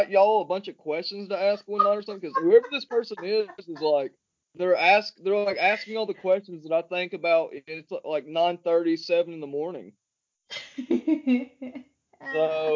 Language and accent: English; Coker Creek, Tennessee, United States; where I grew up at in Tennessee, man, it's like Coca Creek is like nothing but mountains.